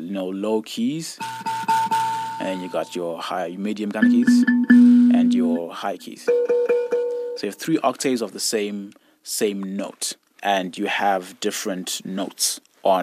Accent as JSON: {"language": "English", "country": "Zimbabwe", "tie": "born or raised there", "lives_now": "Alberta, Canada", "said": "My family, like many families in Zimbabwe, you know, grew up with a very religious background, and singing is a huge part of that. I was in a Shona choir, so Shona is the indigenous language"}